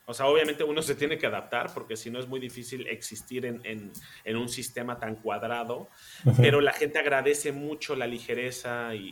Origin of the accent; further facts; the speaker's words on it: Mexico; now in Germany; De cómo somos los mexicanos acá en Alemania. Em, me fui al Mundial a Brasil, después regresé a México, eh, hice esta última novela y ya me, vine para Alemania.